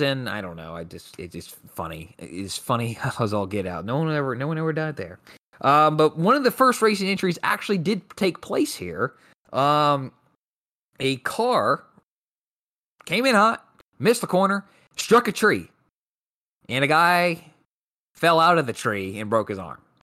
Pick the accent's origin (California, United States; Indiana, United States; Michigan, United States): Indiana, United States; Kokomo; my hometown of Kokomo, Indiana